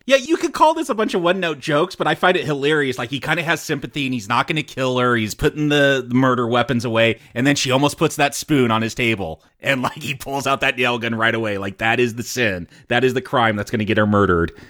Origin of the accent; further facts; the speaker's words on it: United States; we're American